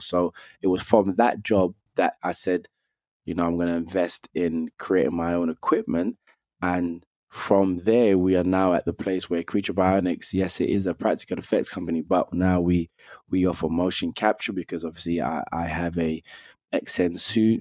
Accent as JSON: {"language": "English", "region": "London", "country": "United Kingdom", "tie": "born or raised there", "said": "I grew up in London. I'm from Northwest London, where I was born and raised"}